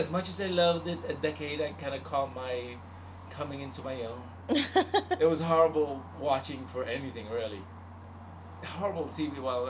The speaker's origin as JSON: {"language": "English", "country": "Puerto Rico", "tie": "born or raised there", "said": "The only telenovela I got obsessed with that I made it when I was a kiddo in Puerto Rico, there's this one called the. And all y'all Puerto Ricans out there, you know"}